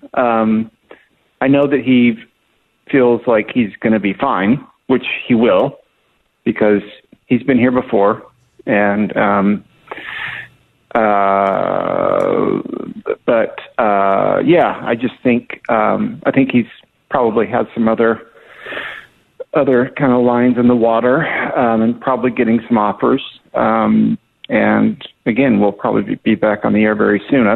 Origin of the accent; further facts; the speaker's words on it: Southern California, United States; We're both from Southern California